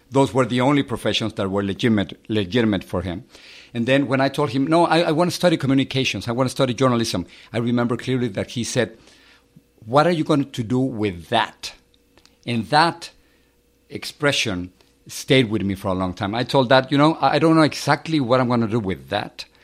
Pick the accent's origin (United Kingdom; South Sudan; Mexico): Mexico; Mexico City; I, I grew up in in Mexico City. I have uh, three brothers and a sister. And the time in which I was growing up in, in Mexico, it was kind of difficult.